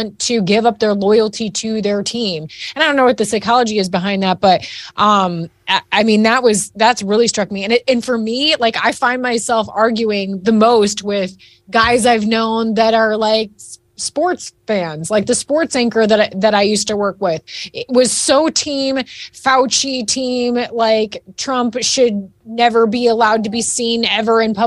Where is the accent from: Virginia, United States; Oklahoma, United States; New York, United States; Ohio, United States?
Ohio, United States; Northwest; now in Texas, United States; I'm living in Texas now, but I was raised in Northwest Ohio, and I grew up with a fierce rivalry between Michigan and Ohio State